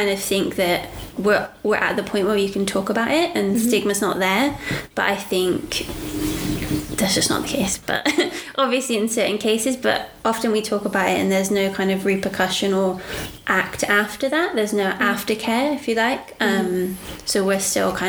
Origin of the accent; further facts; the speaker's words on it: United Kingdom; now in Australia; we're British as well